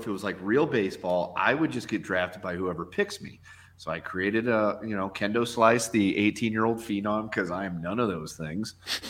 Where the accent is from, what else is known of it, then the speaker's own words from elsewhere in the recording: St. Louis, Missouri, United States; I'm from St. Louis.